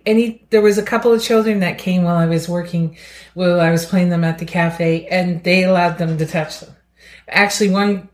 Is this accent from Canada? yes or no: yes; Amherst, Nova Scotia, Canada; I'm from Amherst, Nova Scotia